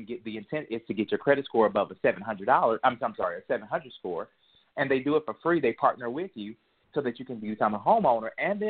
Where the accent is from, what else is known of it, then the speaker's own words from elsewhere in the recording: St. Louis, Missouri, United States; also born or lived in Pagedale / San Francisco; I tell people I was born in Pagedale, Missouri, but I was raised between St. Louis and San Francisco.